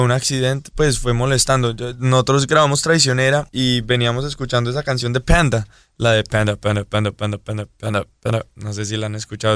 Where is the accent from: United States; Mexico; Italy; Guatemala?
United States; Pembroke Pines, Florida; also born or lived in Medellín, Colombia / Cartagena, Colombia; crecí en Weston. Pues crecí, yo viví en Pembroke Pines y fui al colegio en Weston